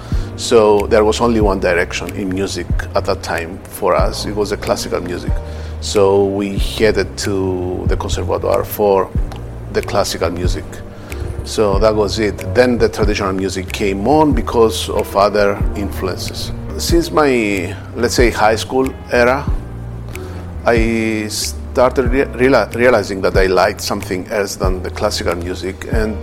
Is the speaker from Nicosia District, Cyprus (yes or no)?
yes; Nicosia, Nicosia District, Cyprus; We were born and raised in Nicosia. Our parents are refugees from different villages. My father from Kythria and my mother from Agios Ambrosios of Kerinia.